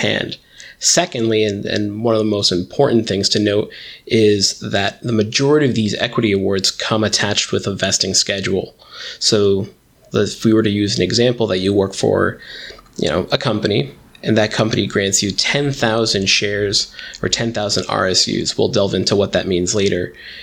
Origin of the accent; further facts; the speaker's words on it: Westchester, New York, United States; I grew up in the Westchester, New York area.